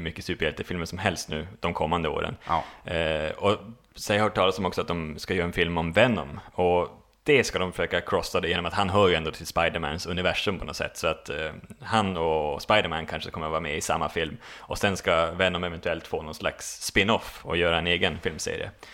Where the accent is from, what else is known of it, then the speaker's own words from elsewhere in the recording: Boden, Norrbotten County, Sweden; moved away; Jag har varit, varit hem faktiskt, till, till Boden, mina gamla hemtrakter